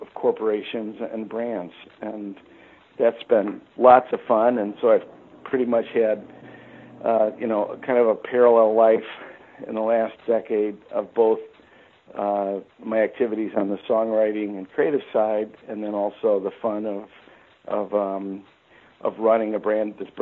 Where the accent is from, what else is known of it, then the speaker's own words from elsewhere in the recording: Chicago, Illinois, United States; moved away as an adult; also born or lived in Kentucky; born and raised in Chicago